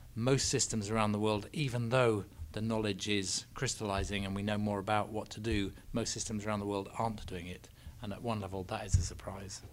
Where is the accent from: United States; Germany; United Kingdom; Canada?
United Kingdom; England; I'm English.